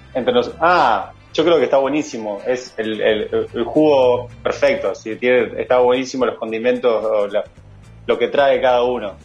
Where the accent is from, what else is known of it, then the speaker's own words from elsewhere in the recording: Nueva Helvecia, Colonia, Uruguay; also born or lived in Rosario; Yo soy de Nueva Albesia